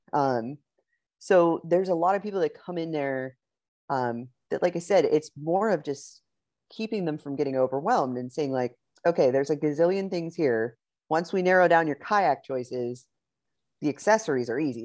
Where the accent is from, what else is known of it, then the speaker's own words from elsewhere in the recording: Pittsburgh, Pennsylvania, United States; moved away as an adult; now in Texas, United States; I'm originally from Pittsburgh, Pennsylvania. Uh, my husband and I moved down to Texas about four years ago